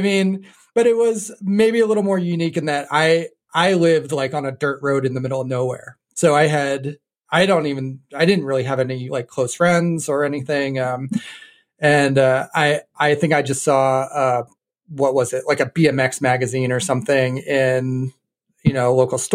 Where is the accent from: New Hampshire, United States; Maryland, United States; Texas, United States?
New Hampshire, United States; moved away as an adult; also born or lived in Chicago / Boston area; I grew up in New Hampshire. I think I lived in New Hampshire up until I was about 20 or so.